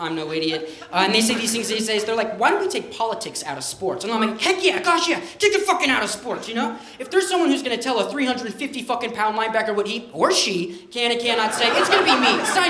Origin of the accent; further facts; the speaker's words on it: Denver, Colorado, United States; As I said, I am from Denver in Colorado, and a lot of us are Broncos fans in this state.